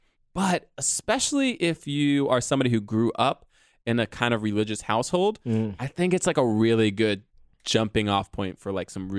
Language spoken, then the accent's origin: English; New York City, New York, United States; I was born in Harlem